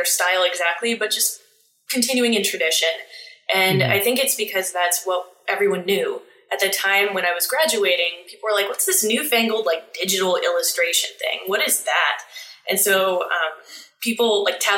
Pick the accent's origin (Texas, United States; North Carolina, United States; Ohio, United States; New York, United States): Ohio, United States; Steubenville; now in Columbus, United States; I grew up in Steubenville, Ohio, which is the easternmost part of Ohio.